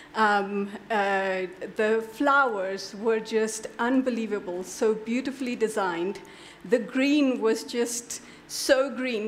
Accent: India; I'm an Indian

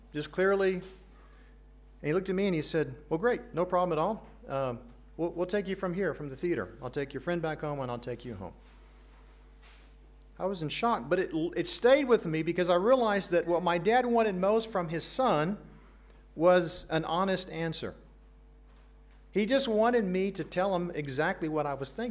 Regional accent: Accra, Greater Accra, Ghana; now in United States; I grew up in Accra, Ghana

